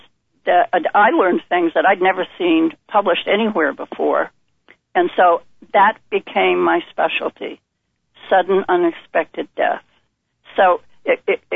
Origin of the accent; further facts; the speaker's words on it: Vermont, United States; moved away; I'm born and raised in Vermont.